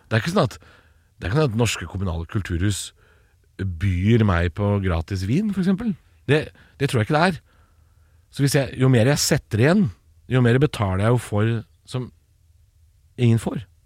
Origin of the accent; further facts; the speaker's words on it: Eastern Norway, Norway; jeg er jo østlending sjøl. Bodd hele livet på Østlandet.